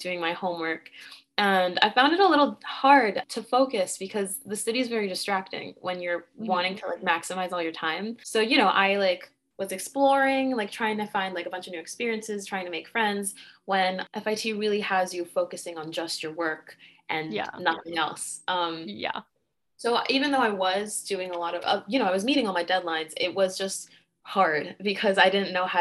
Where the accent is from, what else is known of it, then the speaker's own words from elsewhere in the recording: Montauk, New York, United States; moved away as an adult; also born or lived in Dominican Republic; now in New York City, United States; I was raised in the Hamptons in Montauk